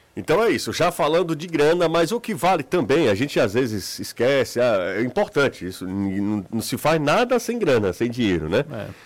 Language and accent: Portuguese; Northeast Brazil, Brazil; A nossa região é uma região muito peculiar. Quando a gente fala, ah, nós, nós somos nordestinos.